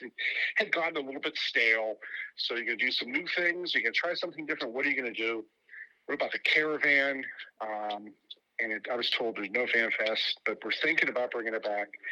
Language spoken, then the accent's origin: English; Pittsburgh, Pennsylvania, United States; also born or lived in State College, Pennsylvania; when I grew up in Pittsburgh as a Pirates fan in the 1970s and 1980s